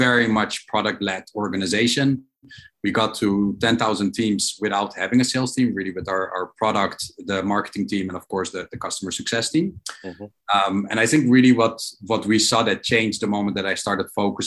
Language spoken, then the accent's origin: English; Amsterdam, North Holland, Netherlands; also born or lived in New York; now in Israel; I'm originally from Holland, from Amsterdam